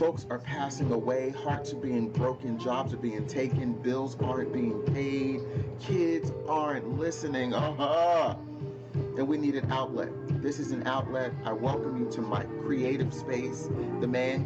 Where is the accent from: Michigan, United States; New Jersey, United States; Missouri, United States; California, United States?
New Jersey, United States; moved away as an adult; also born or lived in Baltimore, Maryland; In 2011 is when I moved back to New Jersey from Baltimore